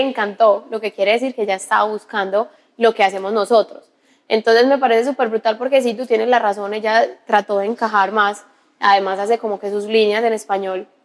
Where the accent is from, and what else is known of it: Paisa, Antioquia, Colombia